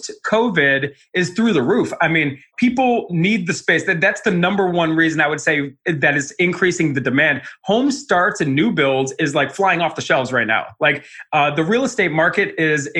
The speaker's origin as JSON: {"language": "English", "town": "Cleveland", "region": "Ohio", "country": "United States", "tie": "born or raised there", "also_born_or_lived": "Arizona", "moved": "as an adult", "said": "I'm a kid from Cleveland."}